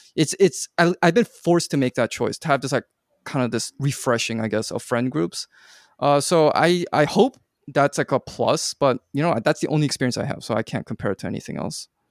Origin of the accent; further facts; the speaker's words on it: Vancouver, British Columbia, Canada; moved away as an adult; also born or lived in Korea; I grew up in Vancouver, but then I went off for college quite far away, and then my parents moved back to Korea